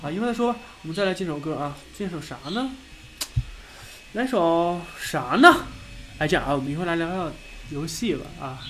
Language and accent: Chinese; Harbin, Heilongjiang, China; moved away; 我也是东北人，我也是哈尔滨人